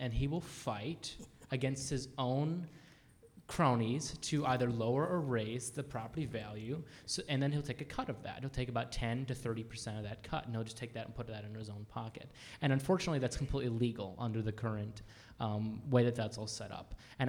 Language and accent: English; Illinois, United States; now in West Michigan, United States; I'm from Illinois originally